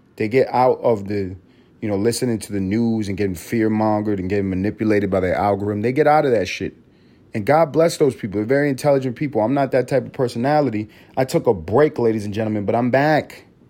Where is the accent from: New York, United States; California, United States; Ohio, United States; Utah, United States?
New York, United States; New York City; I grew up in New York City. I grew up in the motherfucking city